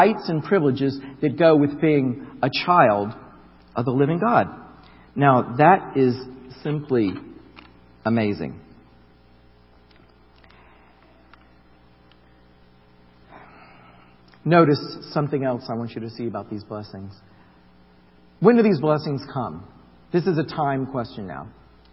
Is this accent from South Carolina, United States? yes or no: no; Florida, United States; I grew up in Florida, across from Kennedy Space Center